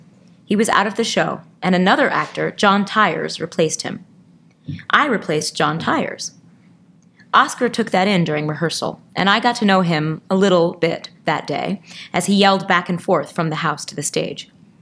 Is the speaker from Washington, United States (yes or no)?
no; Springfield, Massachusetts, United States; I'm originally from Springfield, Massachusetts.